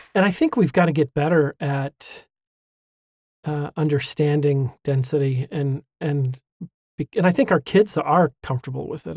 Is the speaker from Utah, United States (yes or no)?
yes; Hooper, Utah, United States; also born or lived in Washington; now in Kaysville, United States; I grew up in Hooper